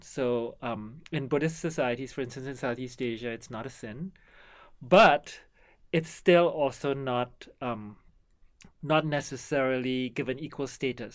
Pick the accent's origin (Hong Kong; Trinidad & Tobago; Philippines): Trinidad & Tobago; now in Canada; So I come from Trinidad